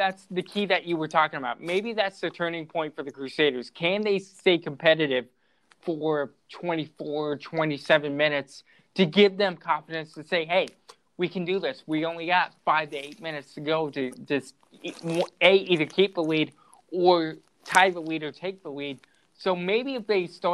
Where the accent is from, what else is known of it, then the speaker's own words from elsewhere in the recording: La Crosse, Wisconsin, United States; moved away; I came from La Crosse